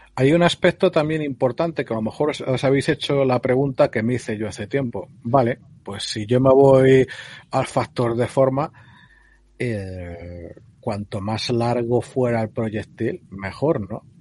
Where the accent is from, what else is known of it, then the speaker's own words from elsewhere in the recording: Spain; yo tengo experiencia con armas de civil y en el pueblo y de chaval, cuando en la España esa de, de Cuéntame, pues en los, pueblos los chicos podíamos pegar tiros